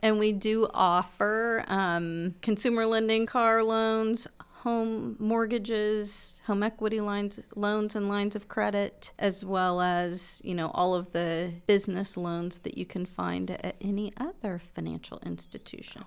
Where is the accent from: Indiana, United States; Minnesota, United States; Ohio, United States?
Indiana, United States; Muncie; I am a Munsonian. I, um, grew up in Muncie, uh, went to school in Indianapolis for my high school years, well, actually middle school years, and my dad was transferred back to Muncie.